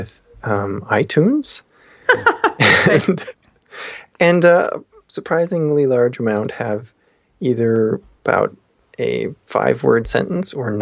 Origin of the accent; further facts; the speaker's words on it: Austria; moved away; Austria, my hometown country